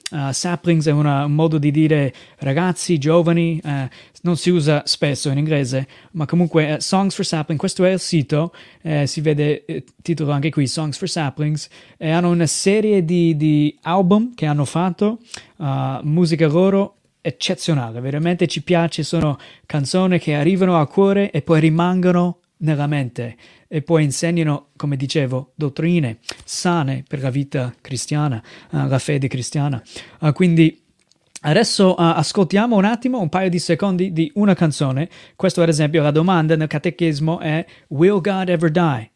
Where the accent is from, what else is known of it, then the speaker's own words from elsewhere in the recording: United States; Italian is a second language; moved away as an adult; now in Italy; vengo dai Stati Uniti, sono qui in Italia servendo il Signore